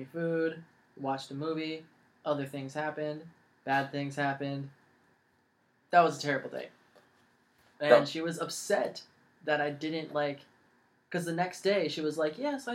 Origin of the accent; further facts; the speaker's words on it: San Jose, California, United States; moved away; also born or lived in Los Angeles, California; I'm from San Jose. I was born in Los Angeles, but I moved to San Jose, yeah. And I was there for a long time.